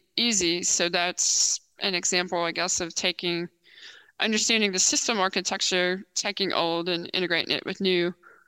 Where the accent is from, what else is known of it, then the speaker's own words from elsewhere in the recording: Texas, United States; And I grew up in Texas, born in Texas.